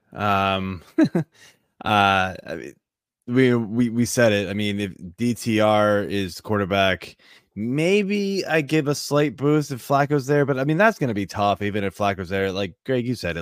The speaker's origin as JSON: {"language": "English", "region": "Northern Virginia", "country": "United States", "tie": "born or raised there", "moved": "yes", "lives_now": "Montgomery County, Maryland, United States", "said": "I grew up in the Northern Virginia side"}